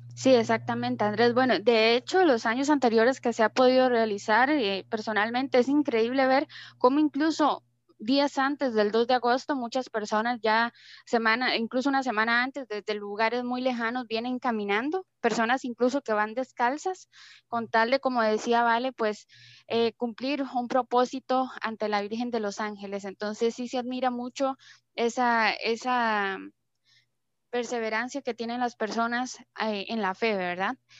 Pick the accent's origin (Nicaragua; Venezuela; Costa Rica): Costa Rica; nuestra cultura costarricense